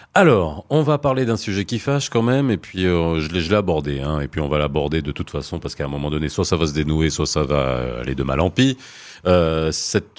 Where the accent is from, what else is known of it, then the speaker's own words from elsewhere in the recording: Morocco; on est marocain, quand on est ici